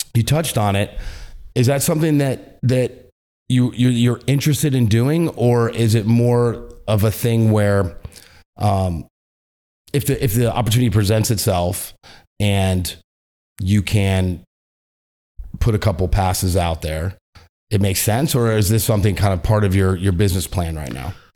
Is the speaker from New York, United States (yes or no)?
yes; New York, United States; we're all from New York